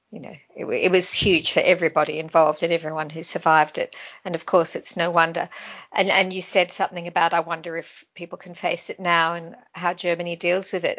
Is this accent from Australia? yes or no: yes; Australia; growing up in Australia, so many people come from somewhere else